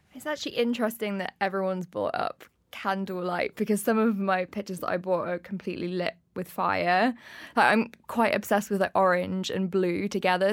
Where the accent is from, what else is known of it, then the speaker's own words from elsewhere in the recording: Leicester, East Midlands, United Kingdom; moved away as an adult; now in London, United Kingdom; I'm from Leicester and when I was about twenty, I saved up enough money to come and move down to London